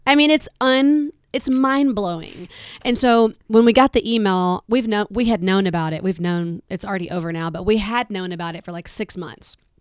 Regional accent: Alabama, United States; I'm from Alabama

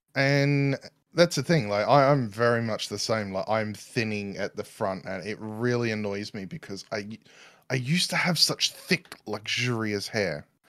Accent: Australia; accent: Newsreader Australian; moved away; also born or lived in New Zealand; Newsreader Australian, apparently, is my accent

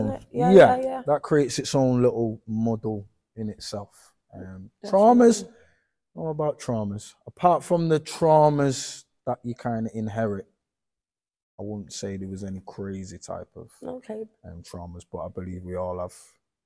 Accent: Manchester, North West England, United Kingdom; also born or lived in Longsight, Manchester / Hulme, Manchester; I'm from Manchester, obviously, Fallowfield mainly.

